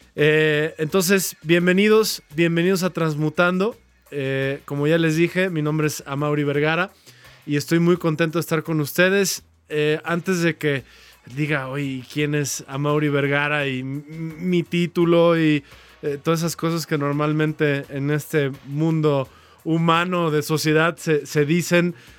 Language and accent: Spanish; Guadalajara, Jalisco, Mexico; soy mexicano, como ustedes saben. Eh, nací aquí en Guadalajara